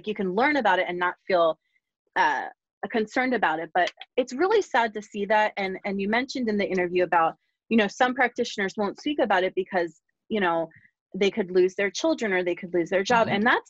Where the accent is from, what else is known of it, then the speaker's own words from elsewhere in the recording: Bucks County, Pennsylvania, United States; also born or lived in Philadelphia; I grew up in Bucks County